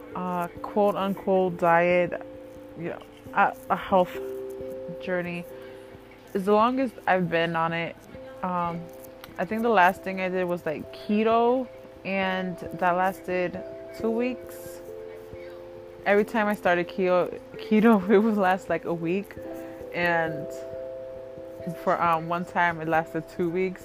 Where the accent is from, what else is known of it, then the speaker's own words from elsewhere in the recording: Connecticut, United States; I am from Connecticut